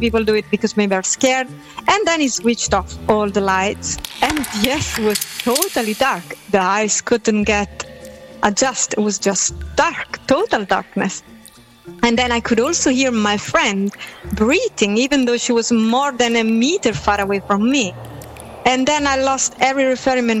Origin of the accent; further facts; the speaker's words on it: Naples, Campania, Italy; I'm from Napoli